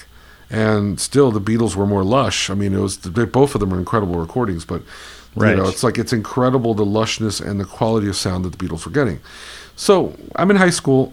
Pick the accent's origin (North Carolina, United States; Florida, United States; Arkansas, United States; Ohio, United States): Florida, United States; Miami Beach; growing up in Miami Beach, Florida